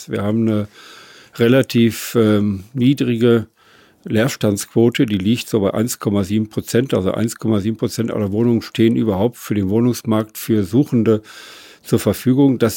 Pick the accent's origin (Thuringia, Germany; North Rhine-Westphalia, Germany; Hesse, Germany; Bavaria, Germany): North Rhine-Westphalia, Germany; Lüdinghausen; born there; Gebürtig komme ich aus dem Münsterland, ich gebürtig aus der Stadt Lüdinghausen, nördlich hier von Dortmund.